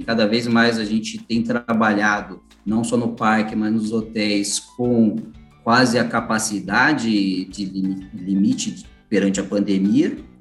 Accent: São Paulo, Brazil; eu sou do estado de São Paulo

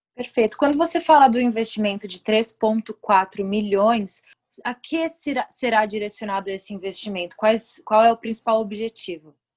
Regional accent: Brazil; moved away; Eu, como brasileira no exterior

